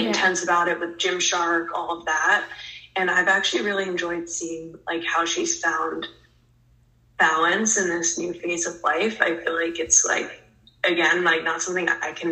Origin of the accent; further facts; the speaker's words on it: New Jersey, United States; moved away as an adult; now in Florida, United States; I'm previously from Jersey